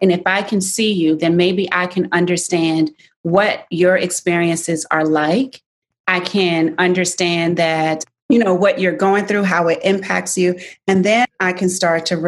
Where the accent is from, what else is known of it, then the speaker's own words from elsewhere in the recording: Virginia, United States; I grew up in Virginia